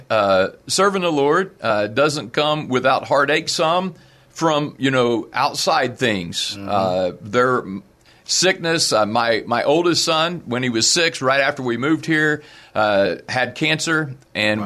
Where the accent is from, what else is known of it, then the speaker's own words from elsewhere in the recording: South Point, Ohio, United States; moved away as an adult; also born or lived in West Virginia / Beaver Falls, Pennsylvania; I grew up in in Southern Ohio on a little farm.